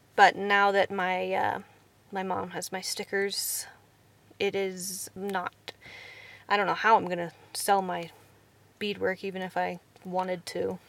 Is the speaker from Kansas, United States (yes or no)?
yes; Kansas, United States; I am from Kansas